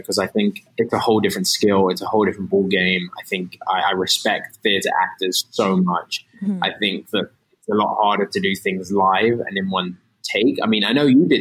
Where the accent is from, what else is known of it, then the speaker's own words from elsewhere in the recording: London, United Kingdom; moved away as an adult; now in United States; I'm from London